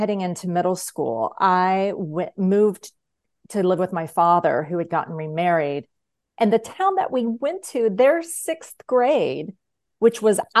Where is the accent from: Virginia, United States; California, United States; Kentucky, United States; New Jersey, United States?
Kentucky, United States; also born or lived in Tennessee / Georgia; So my teen years were spent in three, well, like right heading into my teens, solid into my teens, and then coming out of my teens, I spent in Kentucky, Tennessee, mm-hmm. and then Georgia.